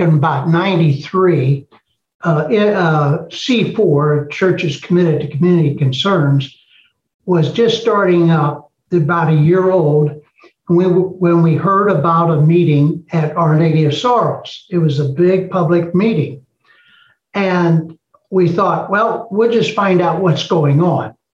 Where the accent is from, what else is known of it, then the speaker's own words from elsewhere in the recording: East St. Louis, Illinois, United States; I was born in East St. Louis